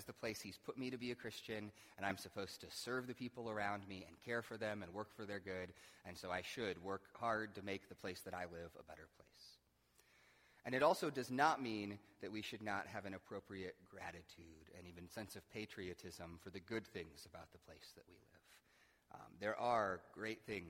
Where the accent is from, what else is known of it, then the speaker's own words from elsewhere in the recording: United States; I, as an American